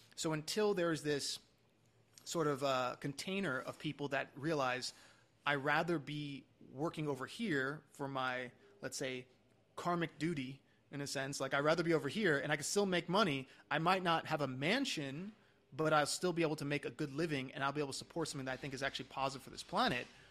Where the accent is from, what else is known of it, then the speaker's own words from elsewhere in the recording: New York, United States; moved away; I'm from New York originally